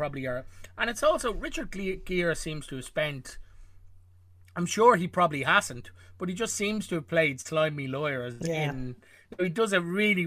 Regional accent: Ireland; I'm Irish

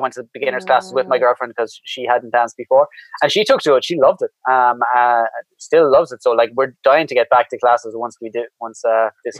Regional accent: Ireland; I'm an Irishman.

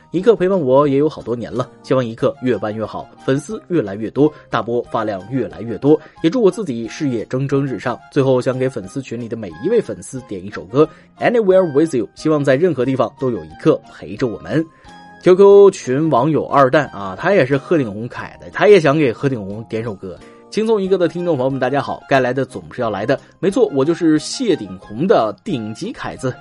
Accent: northern China, China; 身为北方人的我无法理解南方人看到雪的激动

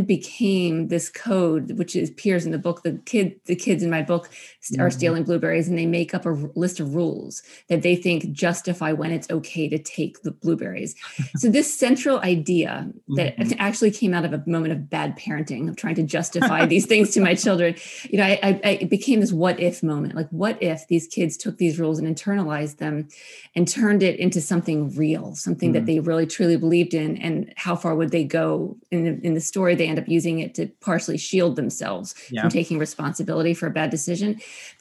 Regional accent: Maryland, United States; now in New England, United States; I grew up in Maryland

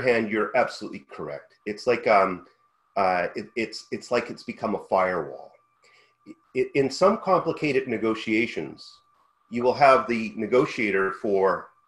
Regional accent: Canada; as a Canadian

